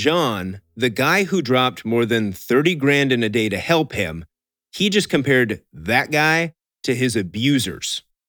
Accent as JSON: {"language": "English", "region": "Midwest", "country": "United States", "tie": "born or raised there", "said": "I grew up in the Midwest."}